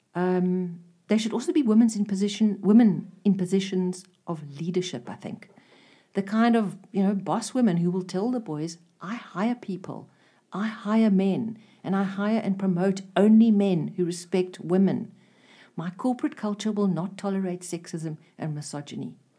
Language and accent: English; South Africa; I'm a South African.